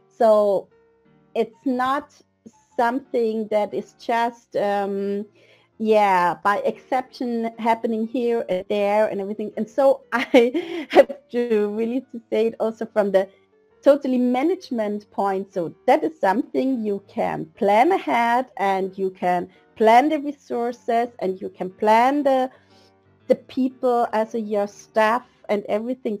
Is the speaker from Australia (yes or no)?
no; Vienna, Austria; moved away as an adult; now in Denmark; I'm original from Vienna, Austria, where I lived um, just until seven years ago